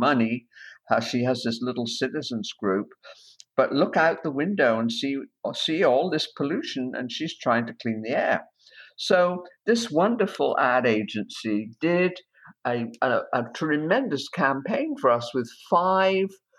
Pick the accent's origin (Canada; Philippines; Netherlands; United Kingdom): United Kingdom; Bristol, South West England; moved away as an adult; also born or lived in New York; now in United States; I grew up in Bristol, outside of Bristol in the UK